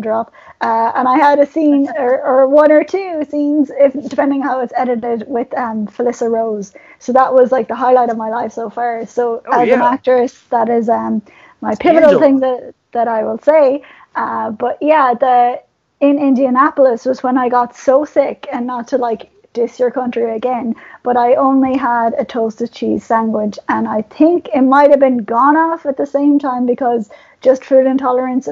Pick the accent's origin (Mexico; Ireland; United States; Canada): Ireland; As an Irish person